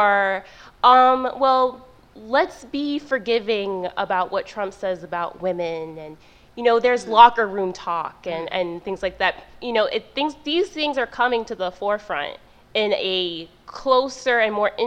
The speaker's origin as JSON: {"language": "English", "region": "Florida", "country": "United States", "moved": "yes", "said": "I'm from Florida"}